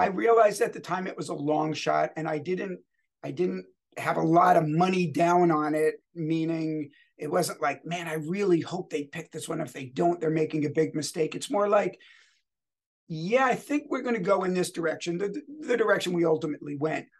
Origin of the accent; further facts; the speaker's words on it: United States; moved away; I'm originally from the New York, New Jersey area